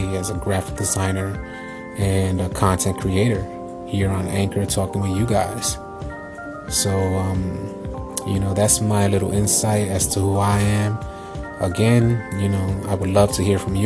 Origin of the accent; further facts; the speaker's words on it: New York City, New York, United States; I'm an 80s baby born and raised in the Lower East Side of New York City